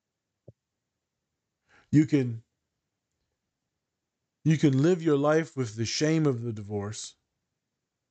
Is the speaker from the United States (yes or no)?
yes; United States; me being an American